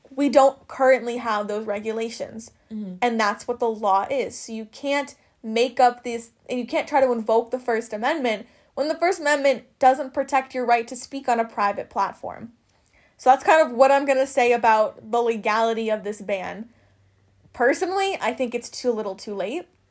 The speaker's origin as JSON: {"language": "English", "region": "Wisconsin", "country": "United States", "said": "we're from Wisconsin"}